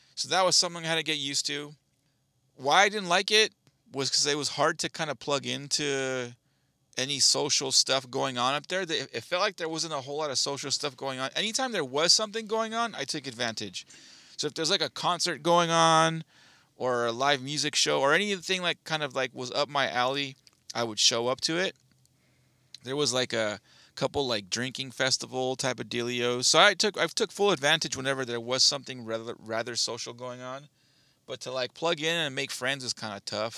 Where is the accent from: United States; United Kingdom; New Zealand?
United States; Southern California; also born or lived in Bakersfield; I, I've born and raised in Southern California. I've been here my entire life.